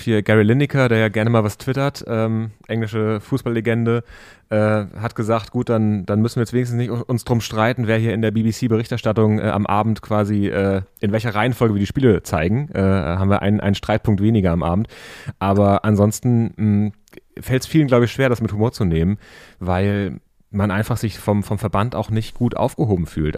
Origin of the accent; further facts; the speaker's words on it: Berlin, Germany; als Berliner